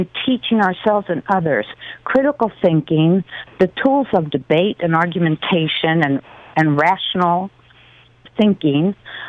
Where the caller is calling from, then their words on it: Hemet, California, United States; Hemet, California.